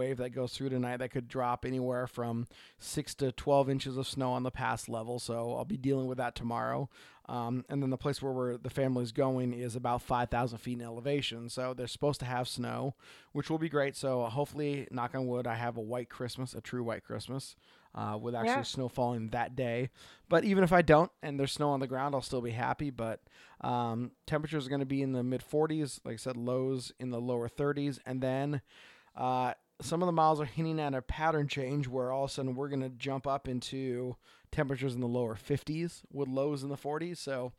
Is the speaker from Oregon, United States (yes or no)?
yes; Oregon, United States; from Oregon.